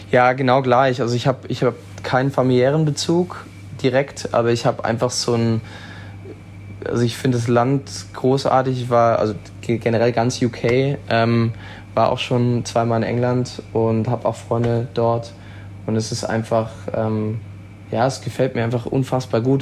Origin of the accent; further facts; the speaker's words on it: Switzerland; now in Baden-Württemberg, Germany; ursprünglich bin ich in der Schweiz aufgewachsen